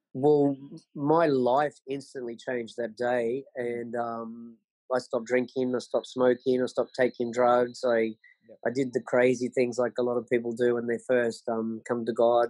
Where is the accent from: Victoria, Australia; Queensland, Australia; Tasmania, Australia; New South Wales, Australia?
Queensland, Australia; Sunshine Coast; now in Bolivia; I'm from Queensland um, on the Sunshine Coast, and um, I had pretty much the best childhood anyone could want. Um, grew up there on the Sunshine Coast in the 70s